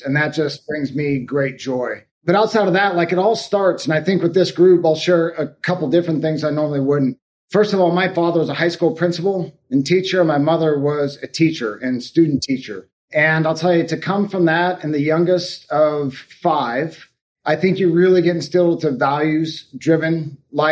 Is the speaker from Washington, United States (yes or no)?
yes; Sequim, Washington, United States; Northwest of Seattle, Washington, a little town called Squim